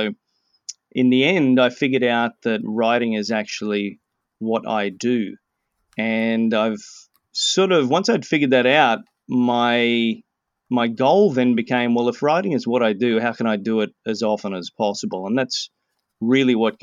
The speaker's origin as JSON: {"language": "English", "country": "Australia", "tie": "born or raised there", "moved": "as an adult", "lives_now": "Vancouver, Canada", "said": "I was born in Australia and raised there, lived there for 37 years, and currently I'm in Vancouver and have been here for 11 years."}